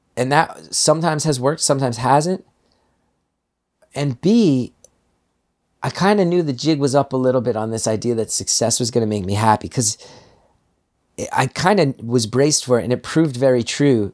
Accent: New Jersey, United States; moved away as an adult; also born or lived in New York City / Los Angeles; I grew up in Jersey. I came back here

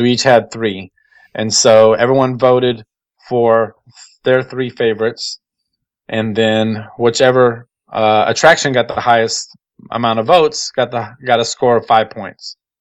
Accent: Texas, United States; I'm from Texas, so I'm not used to this kind of cold.

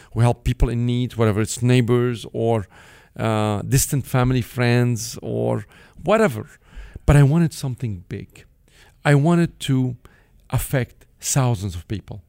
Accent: Beirut, Beirut Governorate, Lebanon; English is a second language; moved away; I grew up in Beirut, Lebanon, from a modest, uh, upbringing

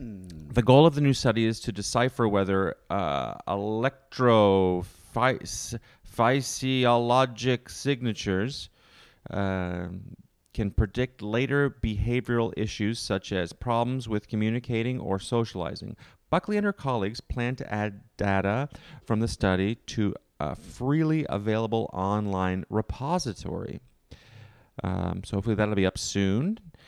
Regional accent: Canada; I'm from Canada.

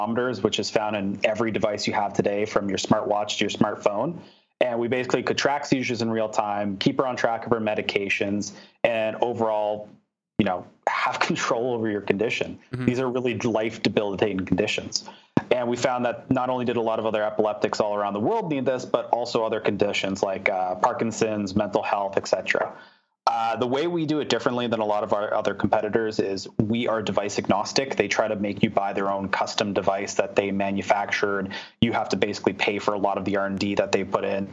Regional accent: Canada; also born or lived in Philadelphia, United States / San Francisco, United States; I'm proud Canadian, born and raised, spent the last year and a half there in the U.S.

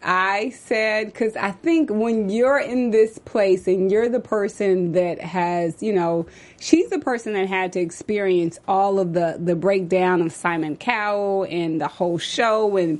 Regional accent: Texas, United States; I'm a little sensitive because I'm from Texas

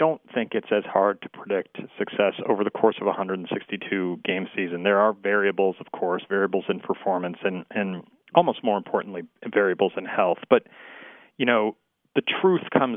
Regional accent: New England, United States; I grew up in New England

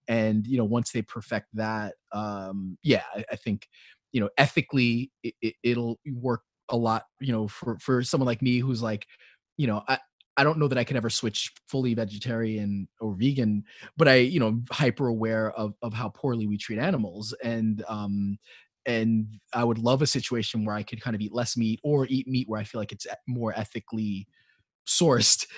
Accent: New York City, New York, United States; also born or lived in Flatbush, Brooklyn; I grew up in Upper West Side, so obviously I grew up in an area that's much more affluent. Um, but I also grew up in in Flatbush

